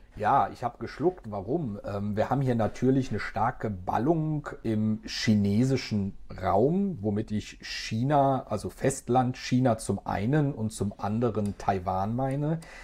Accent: Germany; bei uns in Deutschland

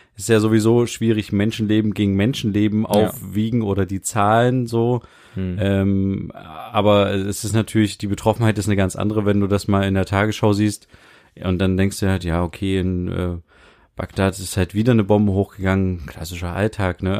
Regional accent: Germany; wir als Deutsche

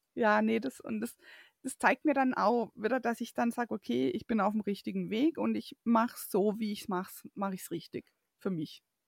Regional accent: Waldkirch, Baden-Württemberg, Germany; dass ich eben aus dem Elstal komme

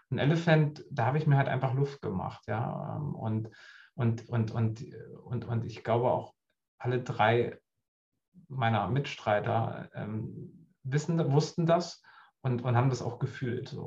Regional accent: Harz, Germany; Also ich komme auch ursprünglich aus dem Harz.

